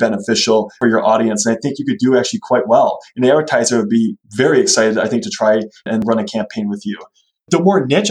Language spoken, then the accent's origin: English; Wisconsin, United States; we're from Wisconsin